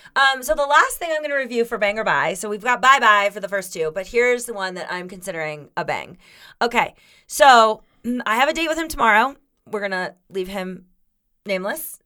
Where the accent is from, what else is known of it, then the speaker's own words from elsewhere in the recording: Florida, United States; I grew up in Florida